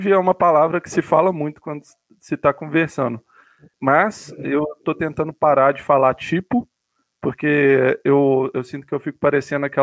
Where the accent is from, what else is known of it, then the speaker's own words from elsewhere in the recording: Minas Gerais, Brazil; a gente vai tendendo a perder o nosso sotaque. Eu sou de Minas.